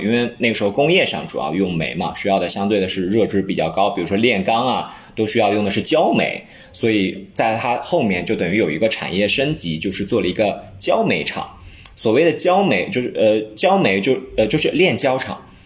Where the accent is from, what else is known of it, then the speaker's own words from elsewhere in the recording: Lianyungang, Jiangsu, China; 我的家乡，就是我是江苏连云港的